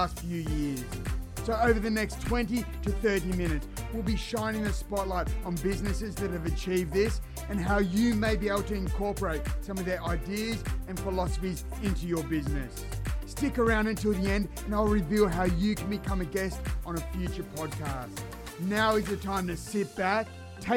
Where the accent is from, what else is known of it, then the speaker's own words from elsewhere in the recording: Australia; I'm from Australia